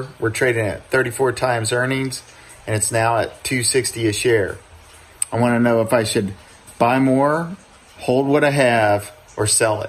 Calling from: Seattle, Washington, United States; I'm calling you from Seattle.

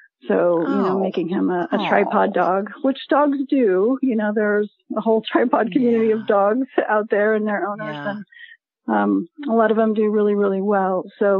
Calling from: St. Petersburg, Florida, United States; I'm calling from St. Petersburg, Florida.

